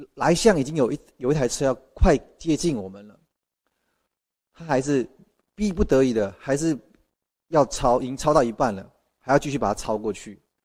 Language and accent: Chinese; Malaysia; 来自马来西亚的